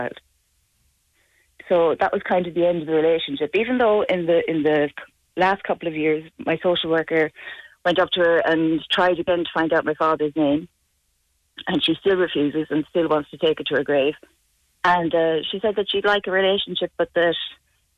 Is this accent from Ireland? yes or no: yes; Tuam, Connacht, Ireland; also born or lived in Dublin; I got baptised once up in Dublin, and my parents got me a blessing down here in Tuam